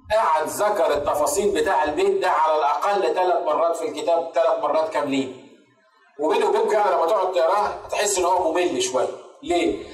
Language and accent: Arabic; Egypt; عندنا في مصر